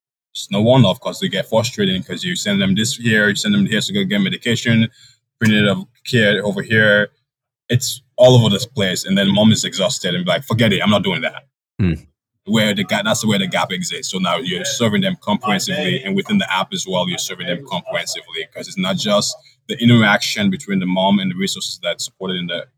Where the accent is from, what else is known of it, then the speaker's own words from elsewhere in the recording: Ohio, United States; I am a local, I grew up in Ohio